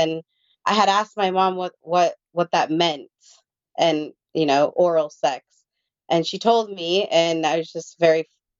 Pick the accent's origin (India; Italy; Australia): India; So I'm one of 20 siblings. We're all adopted from all over the world. And I'm from India.